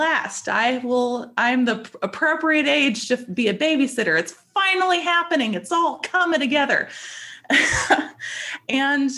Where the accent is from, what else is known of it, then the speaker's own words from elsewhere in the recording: North Carolina, United States; I was born and raised in North Carolina